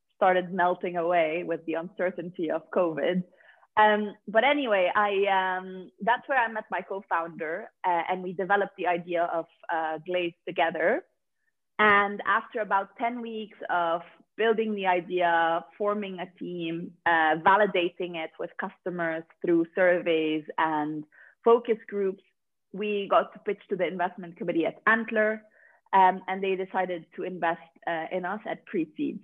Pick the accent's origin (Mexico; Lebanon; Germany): Lebanon; moved away as an adult; also born or lived in Dubai / Paris, France; now in London, United Kingdom; I'm basically from Lebanon. That's where I was born and raised